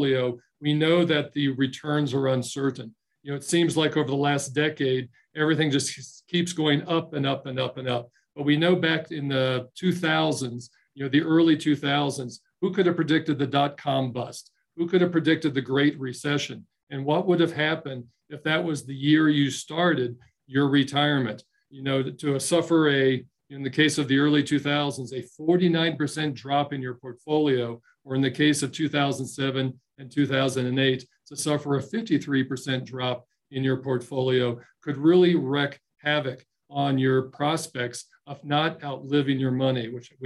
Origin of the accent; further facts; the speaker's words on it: Dayton, Ohio, United States; moved away as an adult; now in Colorado, United States; I joined Ohio National Life in my hometown of Dayton, Ohio